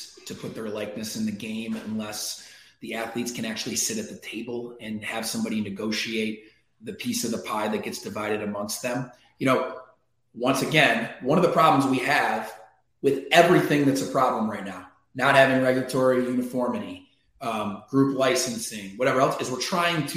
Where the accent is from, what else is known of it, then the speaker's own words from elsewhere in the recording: Syracuse, New York, United States; my hometown team, Syracuse